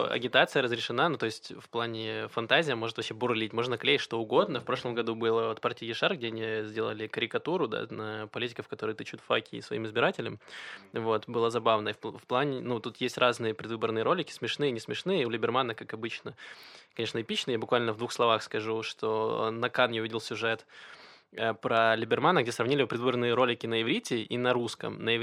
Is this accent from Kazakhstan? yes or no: no; Ukraine; now in Israel; Допустим, я приехал из Украины, где очень часто новая власть пытается посадить всю старую